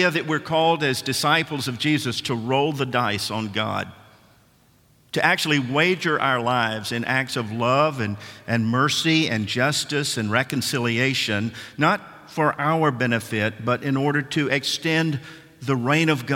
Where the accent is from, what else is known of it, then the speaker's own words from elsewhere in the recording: Nashville, Tennessee, United States; I'm from Nashville, Tennessee